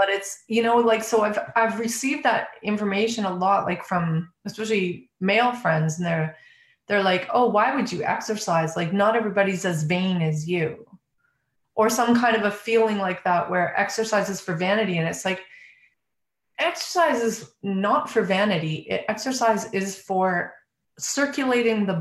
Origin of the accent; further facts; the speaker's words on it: Calgary, Alberta, Canada; moved away; I'm born and raised in Calgary, Alberta